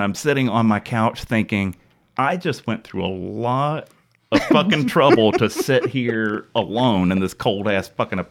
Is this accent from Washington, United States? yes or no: no; Alabama, United States; moved away as an adult; also born or lived in Tuscaloosa, Alabama; now in Kansas City, United States; I am from Alabama, a place which gets no snow, and I have moved to Kansas City